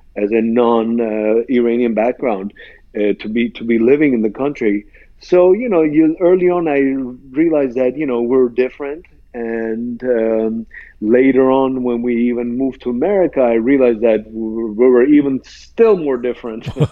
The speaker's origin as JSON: {"language": "English", "country": "Iran", "tie": "born or raised there", "said": "when I grew up in Iran, as you mentioned, I, I grew up in a uh, Christian uh, church environment"}